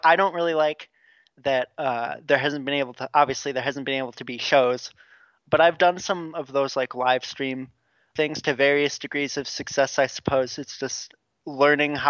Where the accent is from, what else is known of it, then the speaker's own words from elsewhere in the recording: La Crosse, Wisconsin, United States; moved away as an adult; now in Milwaukee, United States; my hometown of La Crosse